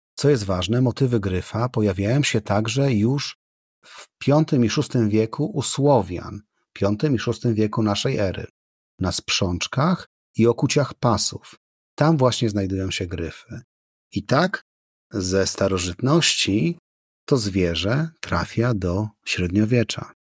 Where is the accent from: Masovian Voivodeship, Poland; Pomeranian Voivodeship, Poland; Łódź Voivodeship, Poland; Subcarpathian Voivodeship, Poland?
Pomeranian Voivodeship, Poland; Gdynia; Jako gdynianin wyrosły obok kaszubów